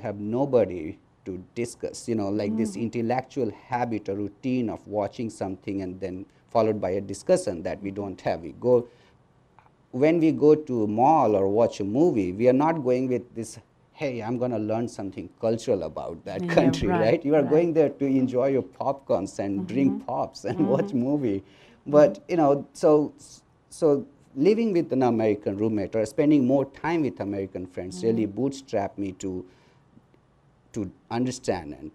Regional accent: India; moved away as an adult; now in United States; as Indian to America, and seeing my country from other lenses

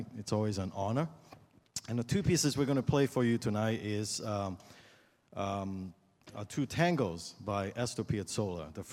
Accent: Hong Kong; now in Iowa City, United States; I'm originally from Hong Kong

